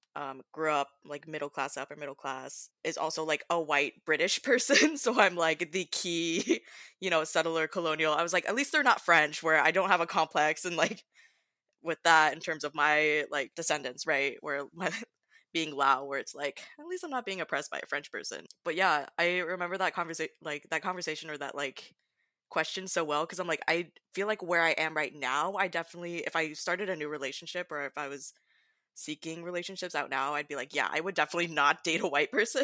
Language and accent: English; Southern California, United States; moved away as an adult; now in Pacific Northwest, United States; I'm currently in the Pacific Northwest, um, originally coming from Southern California for my background